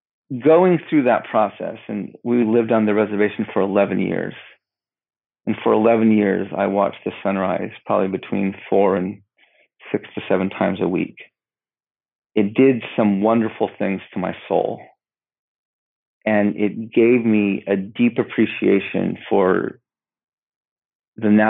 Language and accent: English; United States; moved away; also born or lived in Denver, Colorado / Navajo reservation; I grew up in a border town to the reservation. And I grew up near my Navajo grandparents, but also in a very Western world